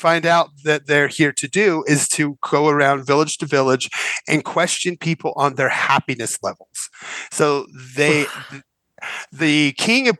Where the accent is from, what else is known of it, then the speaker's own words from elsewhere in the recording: United States; I'm American